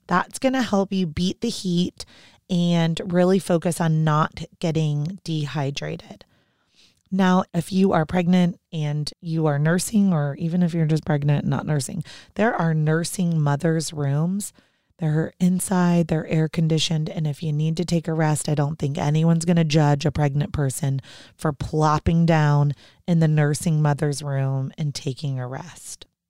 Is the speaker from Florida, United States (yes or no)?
yes; Orlando, Florida, United States; moved away; growing up in Orlando